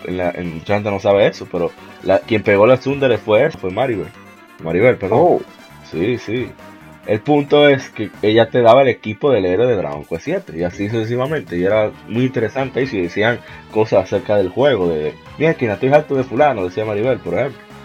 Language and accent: Spanish; Dominican Republic; de aquí, de República Dominicana